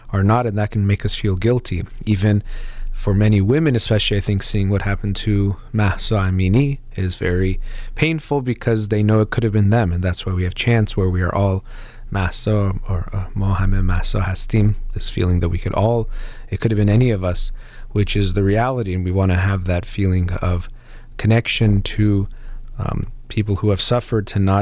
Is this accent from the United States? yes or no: yes; United States; I was born here in the United States